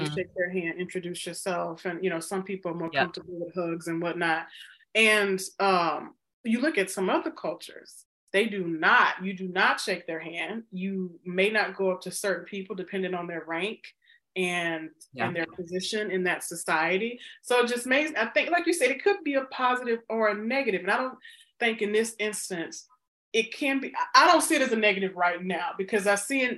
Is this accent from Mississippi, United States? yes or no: yes; Mississippi, United States; growing up in Mississippi, and football is king.